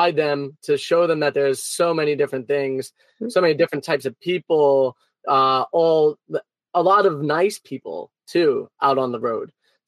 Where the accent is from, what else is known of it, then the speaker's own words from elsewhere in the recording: New York City, New York, United States; moved away; also born or lived in Florida; I grew up in Brooklyn, in New York, and it was an amazing place to grow up.